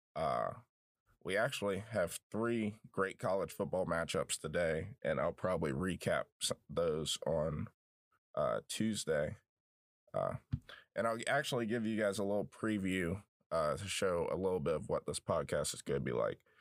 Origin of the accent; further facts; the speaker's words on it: Southwest Virginia, United States; I grew up in Southwest Virginia